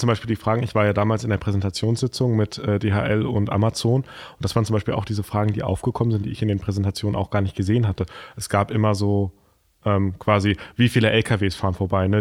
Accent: Lauterbach, Hesse, Germany; Ich komme ja aus Lauterbach

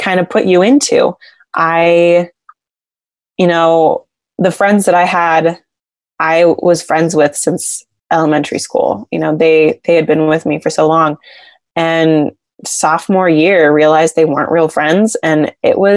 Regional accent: Exeter, California, United States; moved away as an adult; now in Rexburg, United States; Well, actually Exeter, California

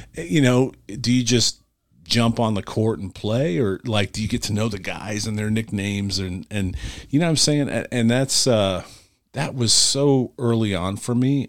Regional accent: Cleveland, Ohio, United States; I'm from Cleveland

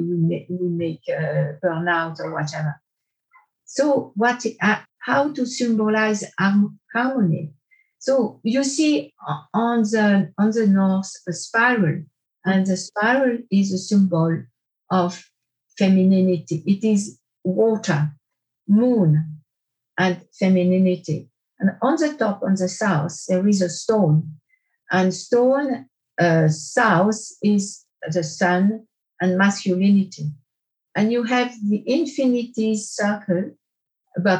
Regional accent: Porrentruy, Jura, Switzerland; also born or lived in France; in Porrentruy, where I grew up

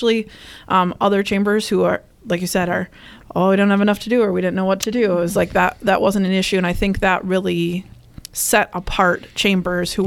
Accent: Minnesota, United States; moved away as an adult; now in Wisconsin, United States; So I am originally from Minnesota and came here to school at UW-Eau Claire

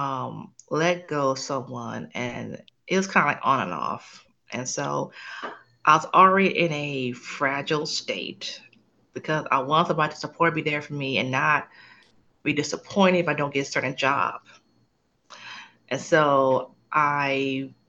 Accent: Los Angeles, California, United States; moved away as an adult; now in San Antonio, United States; I am originally from Los Angeles, California. Currently live in Texas.

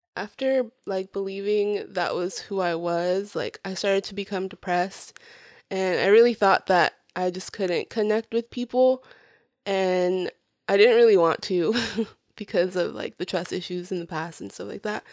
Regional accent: Florida, United States; English is a second language; also born or lived in Puerto Rico; I was four years old when I got to Florida and, um, I started school not long after moving, but I didn't know English

